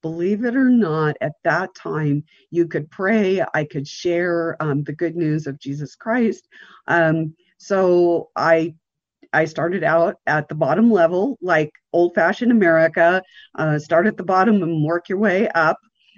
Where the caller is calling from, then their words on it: Montana, United States; I'm coming from the Rocky Mountains in Montana.